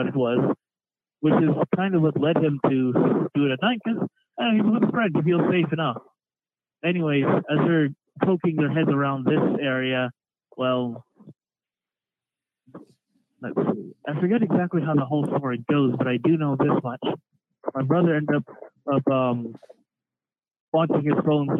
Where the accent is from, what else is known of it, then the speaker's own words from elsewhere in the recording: Ohio, United States; also born or lived in Columbus, Ohio; I'm from Ohio. That's where I'm calling from